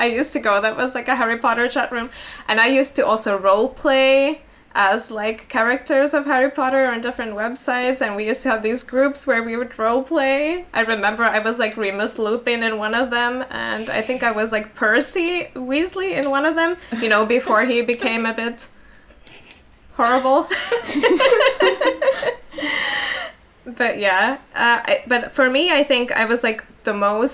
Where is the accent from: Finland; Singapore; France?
Finland; first language Finnish; English is a second language; I was in Finland and that's my native language.